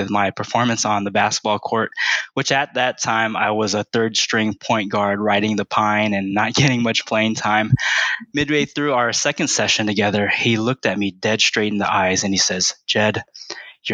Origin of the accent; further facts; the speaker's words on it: Vallejo, California, United States; first language Tagalog; also born or lived in Philippines / Washington, D.C.; When I was 10, we moved to Vallejo, California for my mom's job. And growing up in the Bay Area at that time was really great